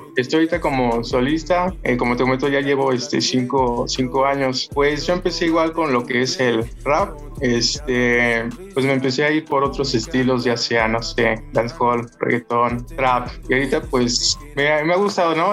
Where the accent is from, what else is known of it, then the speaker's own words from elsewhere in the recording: Tlalnepantla, State of Mexico, Mexico; Yo soy del estado, aquí en Tlanepantla